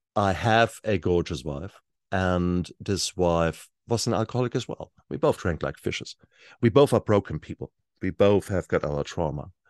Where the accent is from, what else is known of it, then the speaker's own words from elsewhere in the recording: Germany; now in New Zealand; I was born in Germany in the sixties.